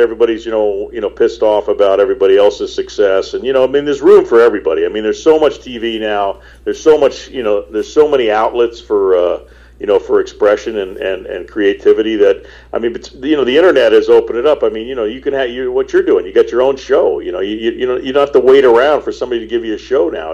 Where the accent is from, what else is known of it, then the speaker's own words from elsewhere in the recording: Florida, United States; also born or lived in Manhattan, New York / Los Angeles; I was born in Manhattan, but I grew up in Florida and uh, a little bit in L.A. and uh, mostly in Florida